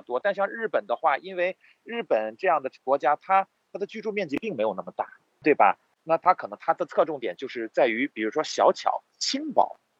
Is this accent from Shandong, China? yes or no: no; Hulunbuir, Inner Mongolia, China; moved away as an adult; also born or lived in Hokkaido, Japan; now in Japan; 我家在呼伦贝尔啊